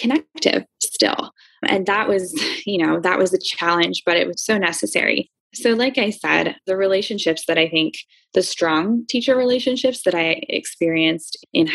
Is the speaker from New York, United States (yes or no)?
no; Philadelphia, Pennsylvania, United States; I grew up in Philly. I absolutely love my city.